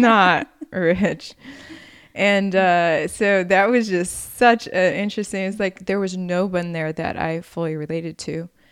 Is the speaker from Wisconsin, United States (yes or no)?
yes; Wisconsin, United States; moved away; growing up country poverty in Wisconsin